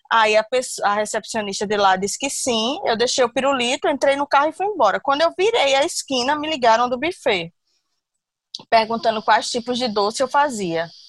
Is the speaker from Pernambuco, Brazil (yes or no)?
yes; Recife, Pernambuco, Brazil; also born or lived in Manaus; now in Natal, Brazil; eu moro em Natal há 13 anos, tenho duas filhas, uma de 16 e uma de 18. E sou de Recife, mas morei muitos anos em Manaus também.